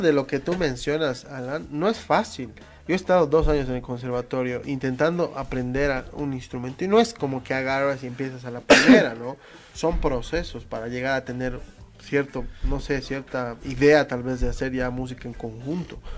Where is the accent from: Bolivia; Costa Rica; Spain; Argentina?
Bolivia; nosotros como bolivianos